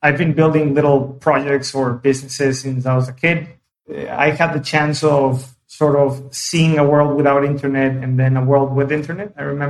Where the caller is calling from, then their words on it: São Paulo, Brazil; I am in Sao Paulo today and doing pretty good.